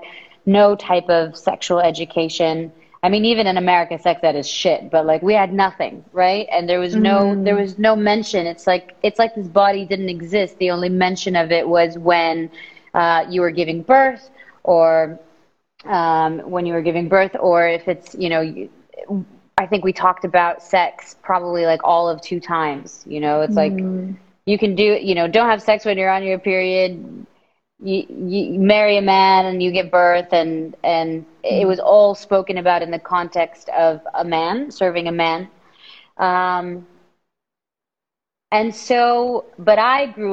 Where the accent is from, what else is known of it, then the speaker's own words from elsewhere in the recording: Saudi Arabia; moved away as an adult; now in Los Angeles, United States; I'm from Saudi Arabia. I was born and raised there. I moved to LA coming up 7 years ago